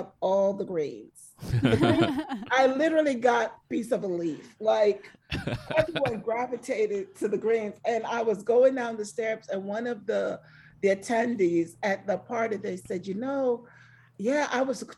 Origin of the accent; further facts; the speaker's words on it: Jamaica; now in United States; I grew up on an island. I grew up in Jamaica